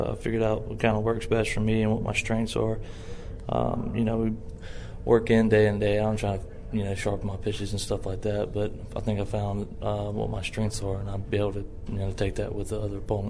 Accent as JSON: {"language": "English", "region": "Mississippi", "country": "United States", "tie": "born or raised there", "said": "my home state, Mississippi."}